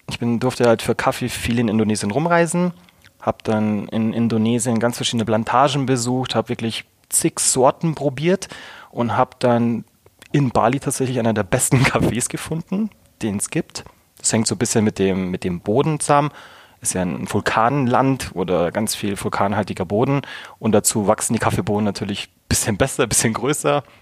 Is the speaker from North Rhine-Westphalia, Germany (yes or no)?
no; Munich, Bavaria, Germany; Ich bin Münchner Kindle, aufgewachsen, geboren in München.